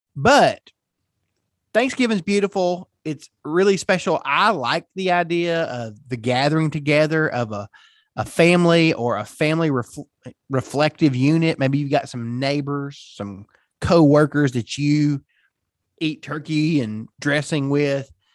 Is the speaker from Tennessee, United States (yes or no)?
yes; Tennessee, United States; I'm from Tennessee